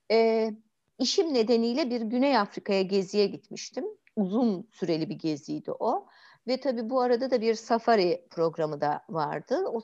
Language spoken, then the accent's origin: Turkish; Istanbul, Turkey; biz büyük şehir çocuklarıyız ya. İşte İstanbul'da büyümüşüz apartmanların arasında falan böyle.